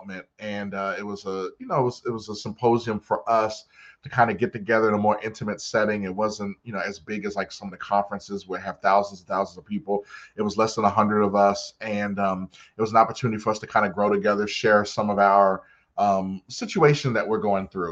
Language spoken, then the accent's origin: English; Randallstown, Maryland, United States; also born or lived in Baltimore; I'm from Baltimore. I grew up in Randallstown, Maryland.